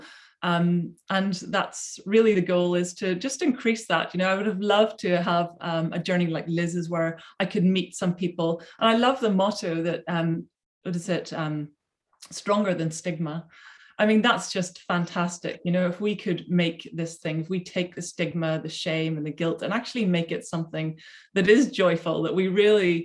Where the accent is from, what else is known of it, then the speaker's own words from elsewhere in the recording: Belfast, Northern Ireland, United Kingdom; now in Surrey, United Kingdom; I came from Belfast, Northern Ireland